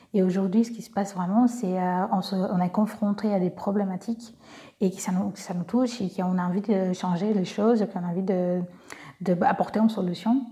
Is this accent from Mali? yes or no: no; Brazil; accent: Brazilian; French is a second language; moved away as an adult; now in France; je suis brésilienne, j'ai un petit accent